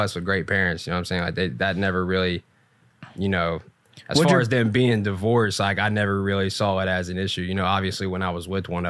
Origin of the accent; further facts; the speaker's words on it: Ironton, Ohio, United States; Ironton, Ohio.